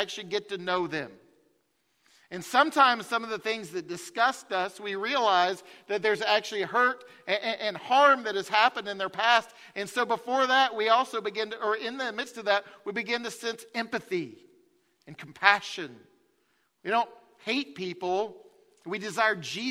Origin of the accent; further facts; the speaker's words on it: Farragut, Tennessee, United States; I grew up in Farragut